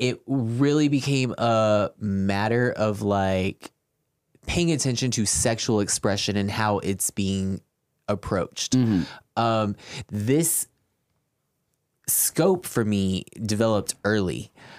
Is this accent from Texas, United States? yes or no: yes; San Antonio, Texas, United States; I'm from San Antonio. I was born here.